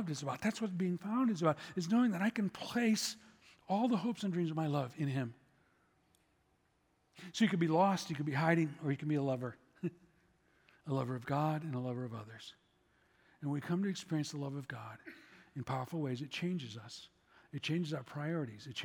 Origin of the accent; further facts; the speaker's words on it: Chicago, Illinois, United States; I'm from Chicago